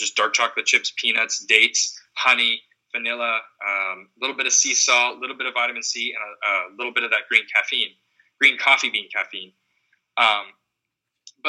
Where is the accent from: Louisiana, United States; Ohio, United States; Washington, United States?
Washington, United States; Seattle; Growing up in Seattle